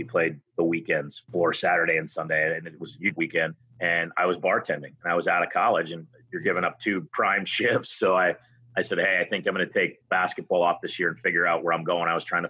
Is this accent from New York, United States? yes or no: no; Bay Area, California, United States; I grew up in the Bay Area.